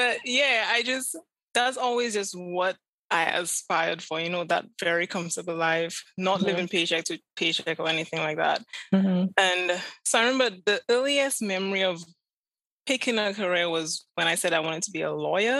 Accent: Vieux-Fort, Vieux Fort, St. Lucia; moved away as an adult; also born or lived in Castries, St. Lucia / Chicago; I was born and raised in Beaufort, St. Lucia. It's the southernmost town in St. Lucia.

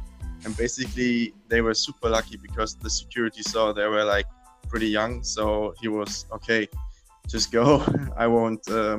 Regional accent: Hesse, Germany; English is a second language; So I come from Germany.

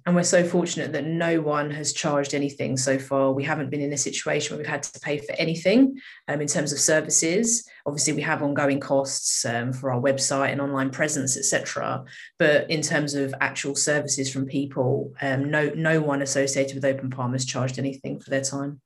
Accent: United Kingdom; I grew up here. This is uh, all I've known, really.

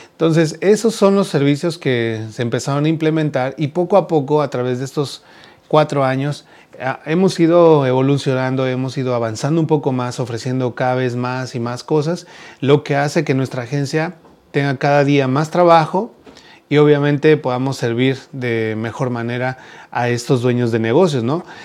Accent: Mexico; now in United States; en México también hacemos este tipo de kermés

